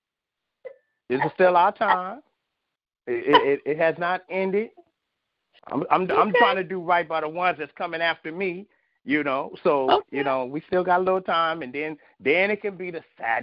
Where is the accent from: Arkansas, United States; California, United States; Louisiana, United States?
California, United States; I am originally from Cali, from the west side of California